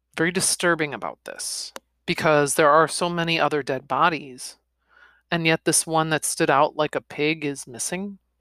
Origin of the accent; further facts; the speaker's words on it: United States; I'm American